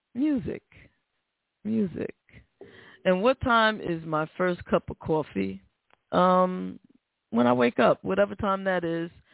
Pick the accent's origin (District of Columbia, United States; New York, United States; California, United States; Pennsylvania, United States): New York, United States; New York City; moved away; I've been on the Cross Bronx Express back and forth all my life. I'm from the Bronx.